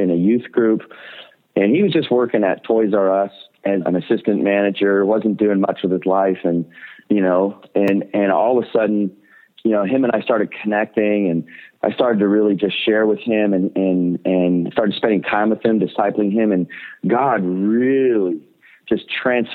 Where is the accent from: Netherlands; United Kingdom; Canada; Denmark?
Canada; other Canadians, like, you know, my own people group